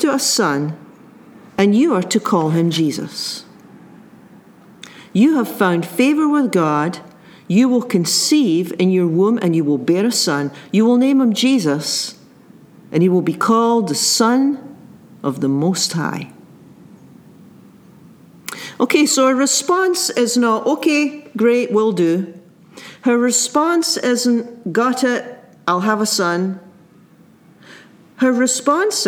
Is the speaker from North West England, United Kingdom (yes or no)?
no; Scotland, United Kingdom; as a child growing up in the Presbyterian Church in Scotland